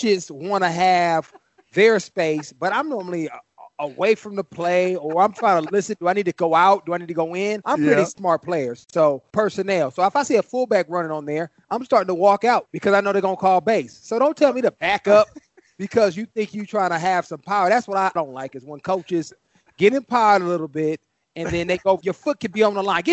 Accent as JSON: {"language": "English", "town": "Oakland", "region": "California", "country": "United States", "tie": "born or raised there", "moved": "yes", "lives_now": "Paradise Valley, United States", "said": "I grew up in Oakland"}